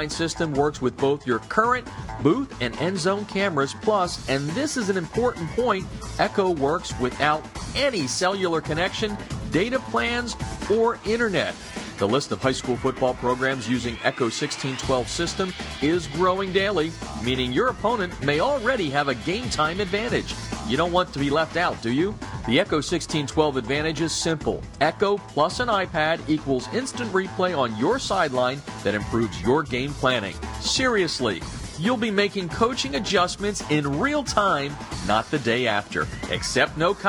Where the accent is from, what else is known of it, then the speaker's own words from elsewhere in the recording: Hershey, Pennsylvania, United States; Hershey, Pennsylvania, my hometown stomping grounds